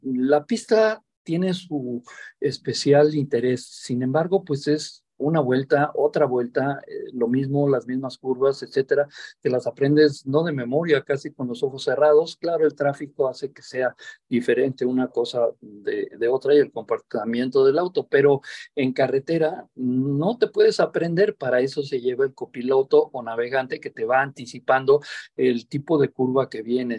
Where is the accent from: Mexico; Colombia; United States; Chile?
Mexico